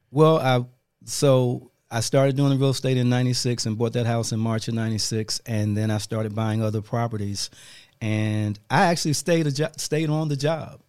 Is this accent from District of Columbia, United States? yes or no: yes; Washington, District of Columbia, United States; moved away as an adult; also born or lived in Fayetteville, North Carolina / Winston-Salem, North Carolina; I grew up in Washington D.C., raised by pretty much by my mom